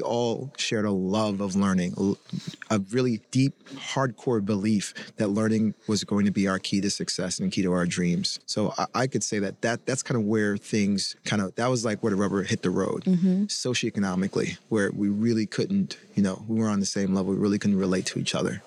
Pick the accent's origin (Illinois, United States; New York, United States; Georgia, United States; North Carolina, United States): North Carolina, United States; Chapel Hill; we grew up in Chapel Hill, North Carolina